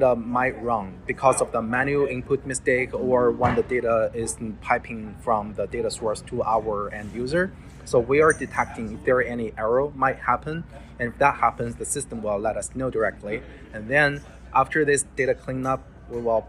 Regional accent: China; now in United States; I'm originally come from China. So I have my friends and families, relatives, they live in China.

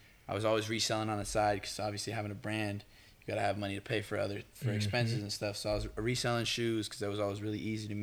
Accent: Berkeley, California, United States; moved away as an adult; also born or lived in Oakland, California; now in Los Angeles, United States; I'm from the Bay Area. I'm from Berkeley, California

